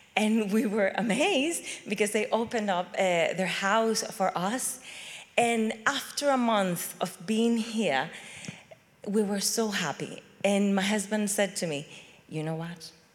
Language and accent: English; Venezuela; moved away as an adult; also born or lived in Chile; now in United Kingdom; I come from Venezuela